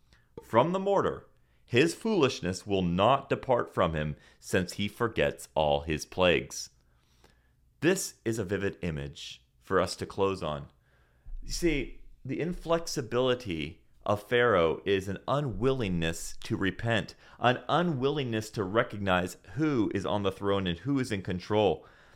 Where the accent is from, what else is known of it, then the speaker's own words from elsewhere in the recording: Senegal; See, I grew up again in Senegal, West Africa, and in Senegal we use this, which is called a mortar and a pestle.